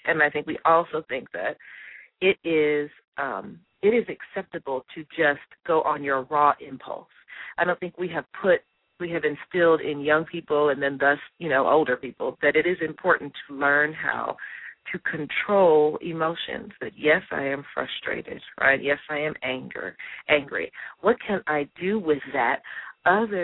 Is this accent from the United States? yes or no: yes; Chicago, Illinois, United States; I'm from Chicago